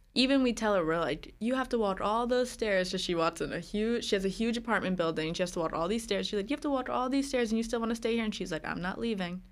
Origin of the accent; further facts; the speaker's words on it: New Jersey, United States; also born or lived in Philadelphia; I grew up in New Jersey